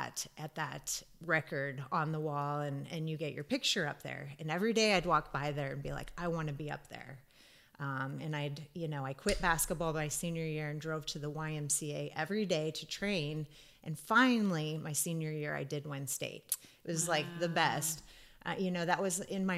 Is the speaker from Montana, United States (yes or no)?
no; Wahoo, Nebraska, United States; growing up in Wahoo